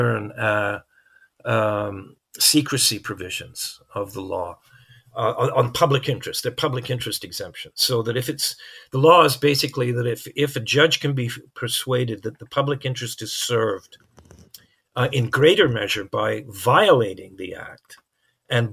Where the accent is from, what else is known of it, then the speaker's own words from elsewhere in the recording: Canada; as a Canadian